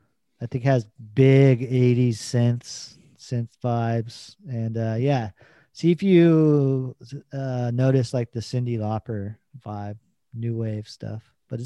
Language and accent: English; Queens, New York, United States; It's just I'm like, I'm from Queens, but you're gonna hear me, Manhattan.